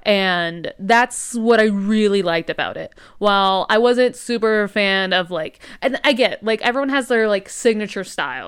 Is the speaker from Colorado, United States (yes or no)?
no; New Mexico, United States; accent: New Mexico; here in New Mexico, we kinda have, like, this unique accent